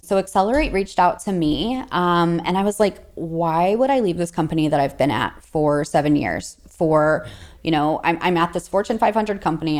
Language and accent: English; St. Louis, Missouri, United States; I'm from Saint Louis, Missouri, and so I'm the only recruiter that sits in Missouri